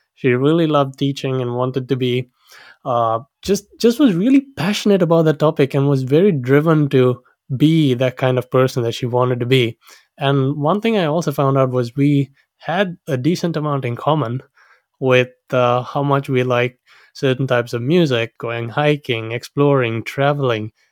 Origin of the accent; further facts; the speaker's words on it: Sri Lanka; now in Auckland, New Zealand; I was born and raised in Sri Lanka